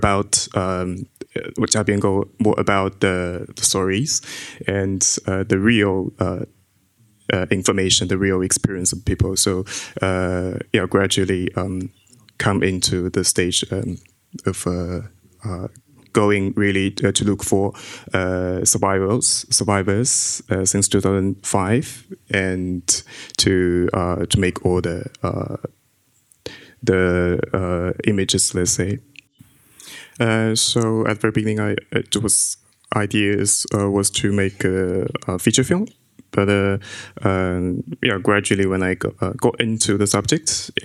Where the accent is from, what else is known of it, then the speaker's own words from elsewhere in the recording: China; I grew up in China